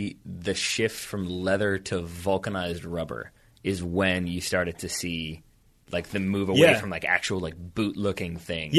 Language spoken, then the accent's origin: English; United States; as an American